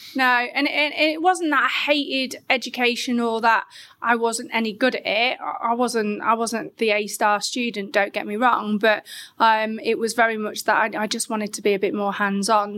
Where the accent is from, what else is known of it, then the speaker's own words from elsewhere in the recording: Grimsby, Yorkshire and the Humber, United Kingdom; moved away; I'm originally from Grimsby